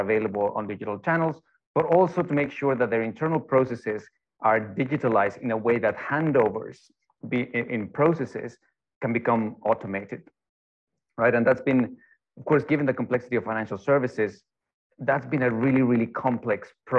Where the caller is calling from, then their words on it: Denmark; I'm joining in from Denmark. It's about 4 in the afternoon, and it's already almost pitch black.